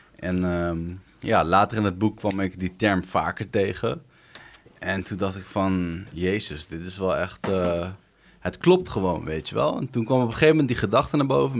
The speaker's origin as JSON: {"language": "Dutch", "town": "Arnhem", "region": "Gelderland", "country": "Netherlands", "said": "29 jaar, Ik kom uit Arnhem."}